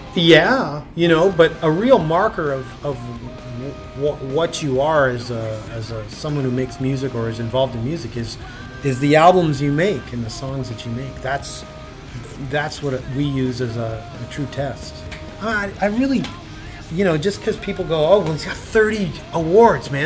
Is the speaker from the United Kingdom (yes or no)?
no; Canada; We're from Canada